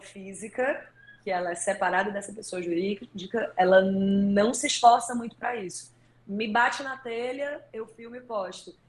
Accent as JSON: {"language": "Portuguese", "region": "Northeast Region", "country": "Brazil", "accent": "nordestino", "said": "o meu sotaque nordestino fica mais forte"}